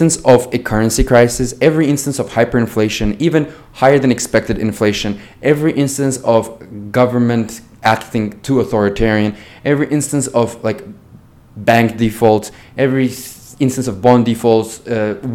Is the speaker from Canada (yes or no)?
no; Azerbaijan; I am from Azerbaijan